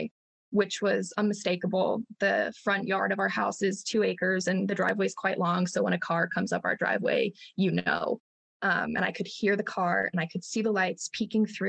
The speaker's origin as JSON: {"language": "English", "town": "Chicago", "region": "Illinois", "country": "United States", "tie": "born or raised there", "said": "I'm from Northwest Chicago. And I grew up on 3 acres with my 3 sisters"}